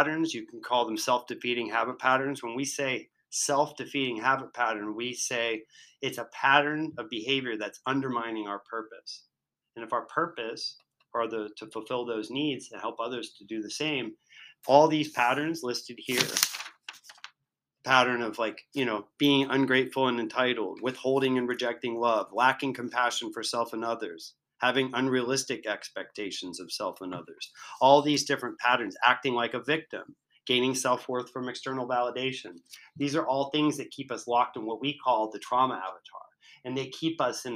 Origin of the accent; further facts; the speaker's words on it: Virginia, United States; I'm from Virginia